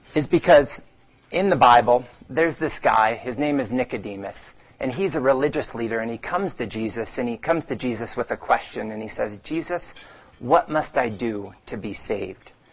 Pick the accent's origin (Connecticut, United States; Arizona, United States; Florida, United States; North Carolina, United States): Arizona, United States; Phoenix; I grew up swimming in Phoenix at the age of five